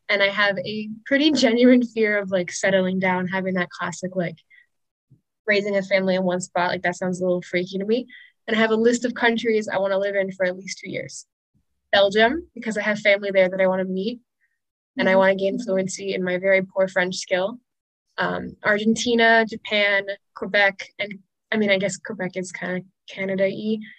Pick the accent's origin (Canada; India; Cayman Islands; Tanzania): Cayman Islands; also born or lived in United States; I grew up in the Cayman Islands. So even though I'm American, America still feels foreign. Like it doesn't feel like home.